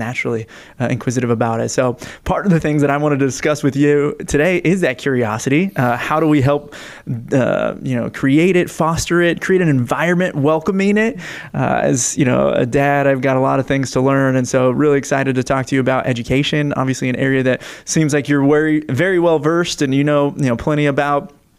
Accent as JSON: {"language": "English", "region": "Northern California", "country": "United States", "said": "I'm from Northern California"}